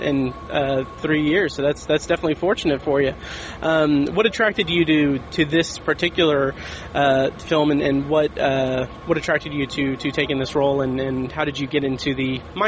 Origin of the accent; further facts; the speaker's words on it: Speedway, Indiana, United States; I'm from Speedway, so that's a nice little town, but it has, you know, that giant racetrack there